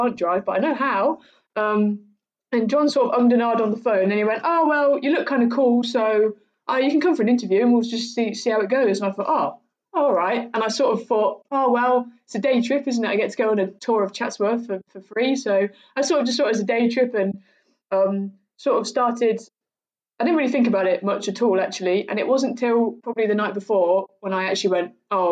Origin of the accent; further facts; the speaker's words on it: Cambridgeshire, East of England, United Kingdom; moved away as an adult; also born or lived in Bangor; I grew up in Cambridgeshire, so it's really flat and there's no trees.